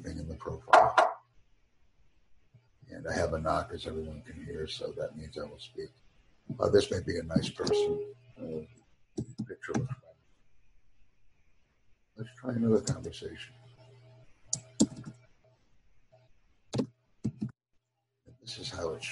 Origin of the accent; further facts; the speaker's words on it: United States; I'm from America